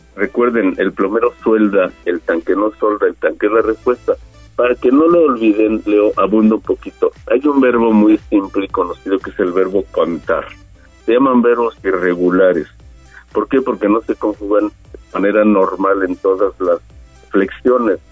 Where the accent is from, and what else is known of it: Mexico